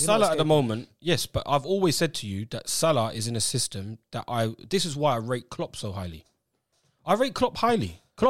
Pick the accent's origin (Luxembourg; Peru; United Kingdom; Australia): United Kingdom; England; we always as English people